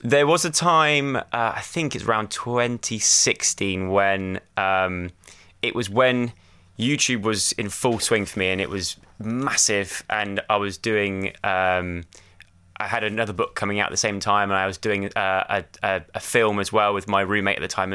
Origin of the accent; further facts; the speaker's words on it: Lacock, South West England, United Kingdom; moved away as an adult; also born or lived in London; I grew up in Wiltshire, uh, in a little tiny village called Laycock in Wiltshire